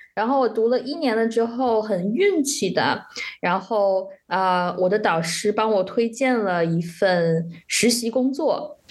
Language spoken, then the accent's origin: Chinese; China; moved away; also born or lived in Shanghai / Netherlands / Germany; 我当时在上海的时候